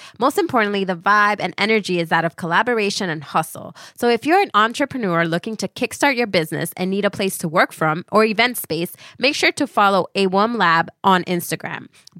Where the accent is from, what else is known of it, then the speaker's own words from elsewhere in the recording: Miami, Florida, United States; Yeah. I'm from Miami. What are you going to do?